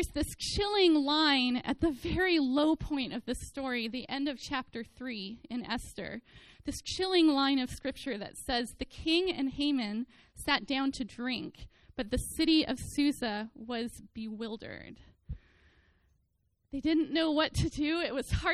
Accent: the Bay Area, California, United States; I was an Oakland A's fan growing up in the Bay Area

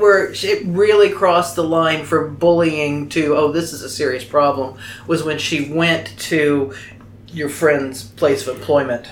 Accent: Oklahoma, United States; accent: southern; Well, I grew up in Oklahoma.

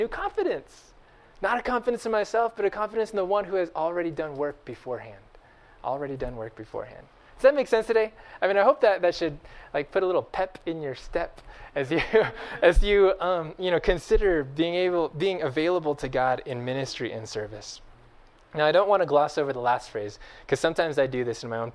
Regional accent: Bakersfield, California, United States; I grew up in Bakersfield, of all places, in Central Valley, California

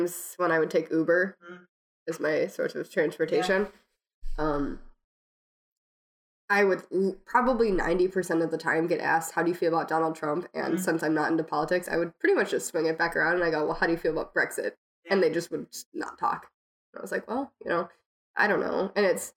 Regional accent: Minnesota, United States

